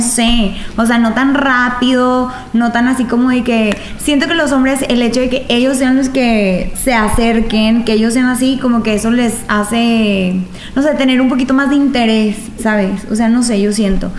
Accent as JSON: {"language": "Spanish", "country": "Mexico", "said": "vivimos en una eh, como sociedad mexicana"}